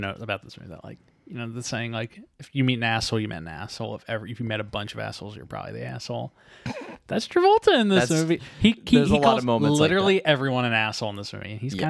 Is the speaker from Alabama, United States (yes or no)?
no; Chicago, Illinois, United States; We are from Chicago.